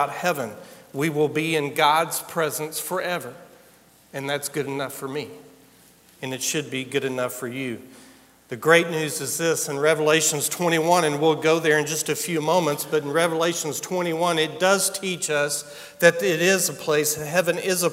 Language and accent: English; United States